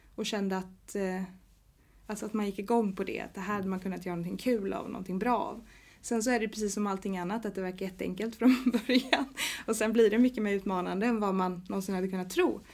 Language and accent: Swedish; Sweden; now in Gothenburg, Sweden; Jag är från en liten stad som heter Jo